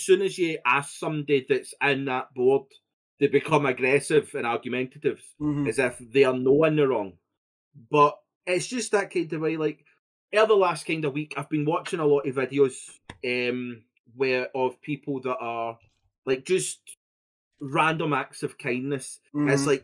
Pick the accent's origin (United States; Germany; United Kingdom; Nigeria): United Kingdom; Scotland; I'm Scottish